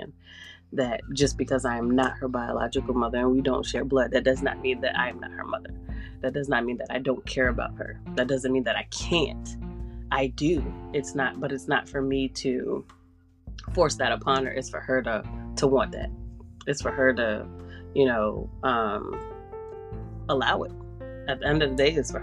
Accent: New York City, New York, United States; I'm from New York. I lived in the Bronx

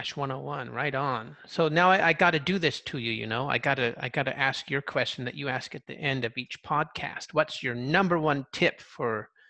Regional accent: Orange County, California, United States; Because I did, younger in Southern California, just around, I'm from Orange County, so a big Asian influence

